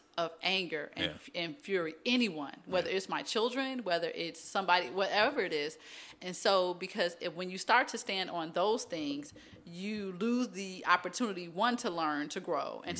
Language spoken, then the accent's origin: English; Chicago, Illinois, United States; moved away as an adult; also born or lived in New York / Connecticut / Boston / Los Angeles; now in Texas, United States; I grew up in Chicago, but I lived on the East Coast for 9 years